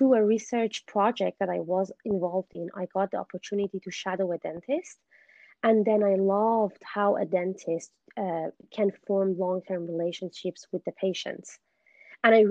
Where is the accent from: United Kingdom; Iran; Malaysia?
Iran; moved away as an adult; now in Vancouver, Canada; I'm originally from Iran, but I currently live in Vancouver, Canada. I studied engineering back in my country, but when I moved here